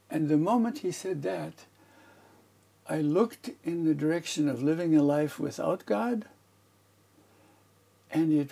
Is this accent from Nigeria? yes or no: no; Beijing, China; born there; also born or lived in United States; I was born in the British hospital in Beijing, China, because I was too big a baby for my athletic mother, so that it had to be a cesarean operation. So that's my beginning.